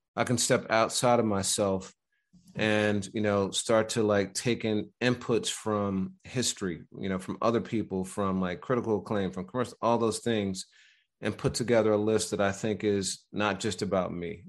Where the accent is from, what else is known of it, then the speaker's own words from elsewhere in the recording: Midwest, United States; I'm from the Midwest